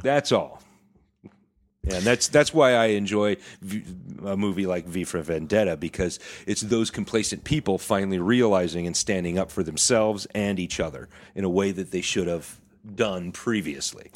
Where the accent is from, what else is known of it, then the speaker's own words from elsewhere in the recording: Skagit County, Washington, United States; I'm from Skagit